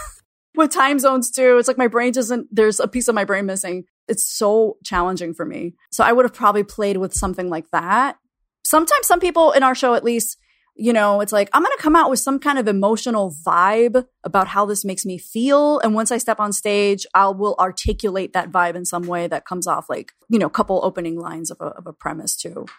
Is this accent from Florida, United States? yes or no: yes; Florida, United States; now in Chicago, United States; I grew up in Florida, in my particular school district